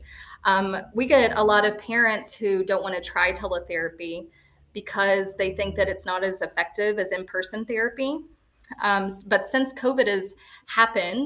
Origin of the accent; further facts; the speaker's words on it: Lewisport, Kentucky, United States; now in Florida, United States; growing up in small town Kentucky, I grew up in Lewisport